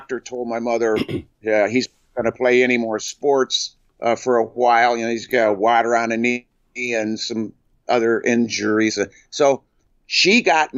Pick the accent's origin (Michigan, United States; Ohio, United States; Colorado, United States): Michigan, United States; Flint; also born or lived in Onaway, Michigan; I was born in Flint, Michigan